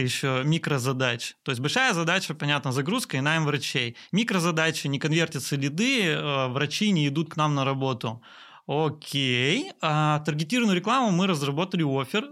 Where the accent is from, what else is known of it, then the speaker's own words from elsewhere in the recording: Perm, Perm Krai, Russia; три автосервиса в моем родном городе Перми